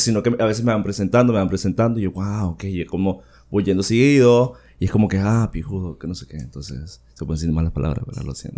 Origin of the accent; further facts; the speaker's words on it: Villanueva, Cortés, Honduras; also born or lived in San Pedro Sula; yo soy sanpedrano, bueno, he vivido en Villanueva, viví toda mi niñez en Villanueva, pero siempre estuve en San Pedro Sula